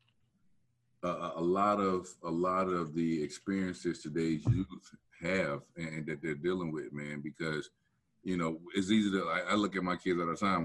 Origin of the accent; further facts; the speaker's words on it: Black Belt area of Alabama, United States; my hometown in the Black Belt area of in Alabama